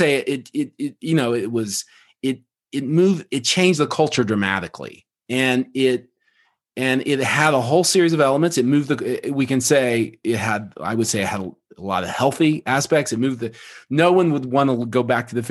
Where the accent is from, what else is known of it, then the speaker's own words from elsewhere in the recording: Oklahoma, United States; I grew up in Oklahoma